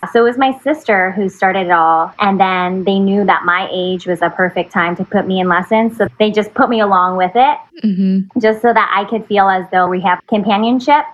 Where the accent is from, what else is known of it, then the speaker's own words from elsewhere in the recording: Fremont, California, United States; also born or lived in San Francisco, California; I'm from Fremont, California. I was born in San Francisco and I'm a Bay Area gal. I've been living in the Bay Area all my life